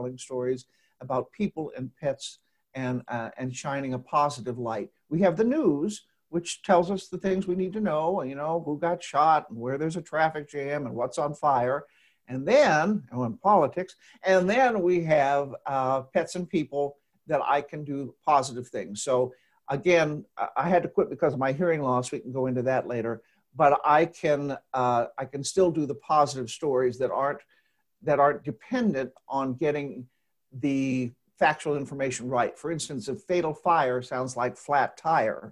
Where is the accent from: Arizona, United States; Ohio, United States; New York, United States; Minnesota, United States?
Ohio, United States; Dayton; now in Indianapolis, United States; I'm originally from Dayton, Ohio